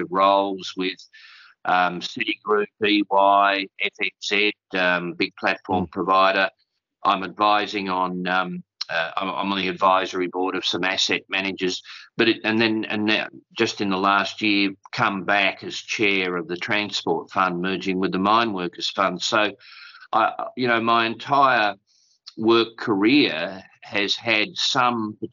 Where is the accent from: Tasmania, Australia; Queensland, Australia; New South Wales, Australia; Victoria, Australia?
Tasmania, Australia; also born or lived in Kingston upon Thames, England; I'm a modest Australian, a modest Tasmanian